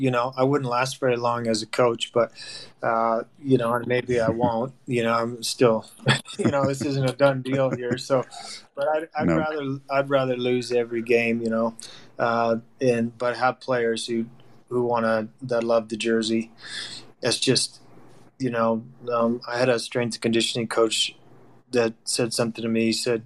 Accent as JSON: {"language": "English", "town": "Boston", "region": "Massachusetts", "country": "United States", "tie": "born there", "said": "My grandfather was, you know, a U.S. citizen. My parents, I was born in Boston."}